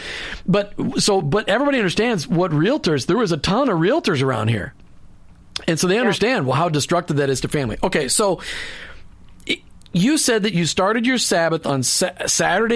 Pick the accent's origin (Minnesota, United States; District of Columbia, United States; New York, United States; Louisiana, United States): Minnesota, United States; now in Florida, United States; I grew up in Minnesota